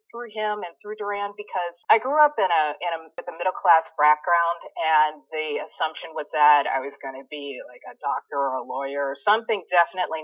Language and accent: English; Chicago, Illinois, United States; moved away as an adult; now in Los Angeles, United States; I'm originally from Chicago.